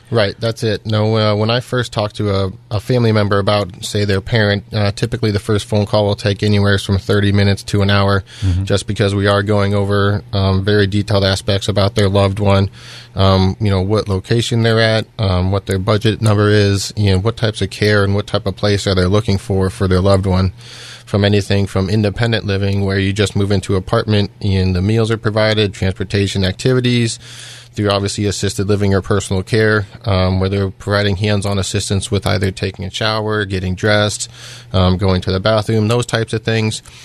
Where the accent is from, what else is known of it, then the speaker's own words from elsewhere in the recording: Iowa, United States; moved away as an adult; also born or lived in Pittsburgh, Pennsylvania; now in South Fayette Township, United States; originally, I was born and raised in Iowa